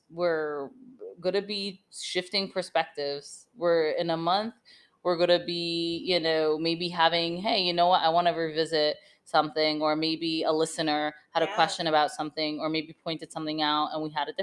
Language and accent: English; Vermont, United States; I grew up in Vermont